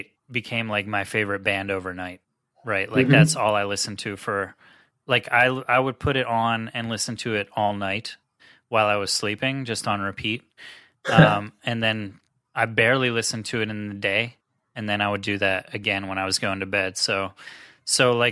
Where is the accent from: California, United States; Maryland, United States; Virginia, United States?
Maryland, United States; Cumberland; moved away as an adult; also born or lived in South Florida; I grew up in Cumberland, Maryland, it's about 4 hours west of this area in Philly